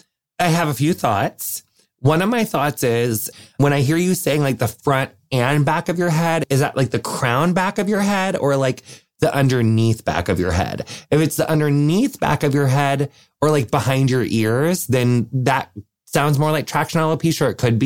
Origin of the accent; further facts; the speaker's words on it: Wisconsin, United States; I'm from Wisconsin